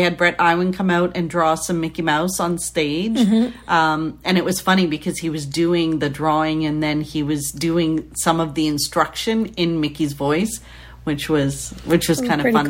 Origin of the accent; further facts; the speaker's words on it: Canada; So being Canadian